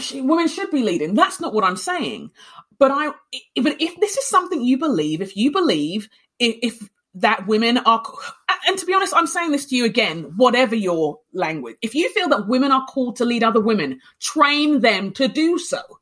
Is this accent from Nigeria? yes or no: yes; Nigeria; now in Minnesota, United States; I'm Nigerian, the tribe, because Nigerian culture has tribes, the tribe I'm from is quite an extroverted